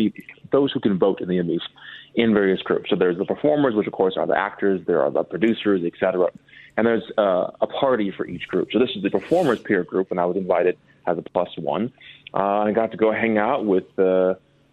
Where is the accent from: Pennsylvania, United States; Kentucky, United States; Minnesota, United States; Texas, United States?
Minnesota, United States; moved away as an adult; now in Los Angeles, United States; I'm from Minnesota, and this is how we act there